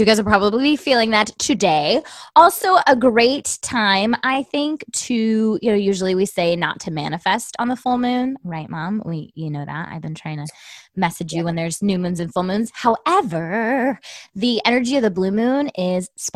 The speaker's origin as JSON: {"language": "English", "town": "Tucson", "region": "Arizona", "country": "United States", "tie": "born or raised there", "moved": "yes", "said": "I love my hometown"}